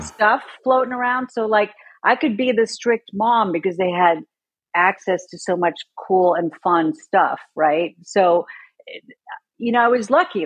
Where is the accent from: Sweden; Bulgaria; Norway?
Sweden; moved away; I grew up in Sweden